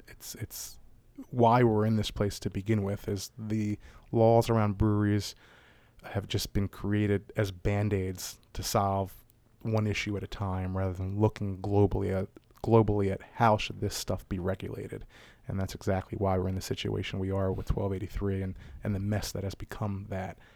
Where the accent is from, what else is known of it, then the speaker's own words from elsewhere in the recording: Baltimore, Maryland, United States; growing up around Maryland, uh, around Baltimore.